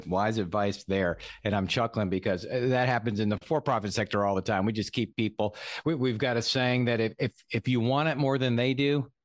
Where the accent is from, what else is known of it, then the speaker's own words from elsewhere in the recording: Franklin, United States; I'm from Franklin. I know right where her office is. I lived about a mile away back in the day. The whole family's still up there.